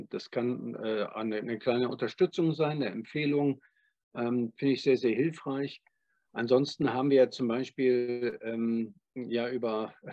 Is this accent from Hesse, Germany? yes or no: no; Cologne, North Rhine-Westphalia, Germany; now in Freiburg, Germany; Also ich komme ja ursprünglich aus Köln